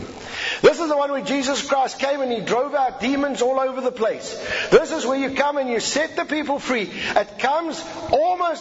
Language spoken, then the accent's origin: English; South Africa